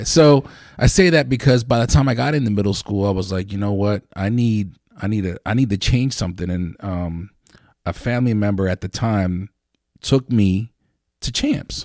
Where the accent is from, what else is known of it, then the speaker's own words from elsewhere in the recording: Lancaster, Pennsylvania, United States; I grew up on Fourth, Fourth and Coral, right there